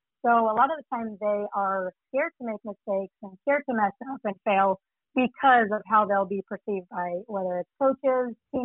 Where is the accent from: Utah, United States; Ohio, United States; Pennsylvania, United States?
Utah, United States; also born or lived in Virginia; my hometown of Utah State